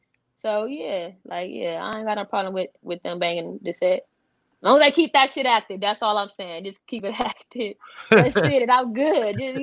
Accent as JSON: {"language": "English", "country": "United States", "said": "I'm from Westside, NHB, 27th Street, Parkside."}